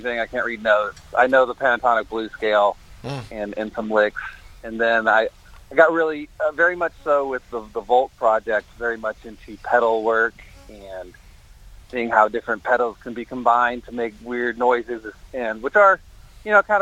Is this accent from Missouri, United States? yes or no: no; Texas, United States; moved away as an adult; also born or lived in Berlin, Germany; I'm from Texas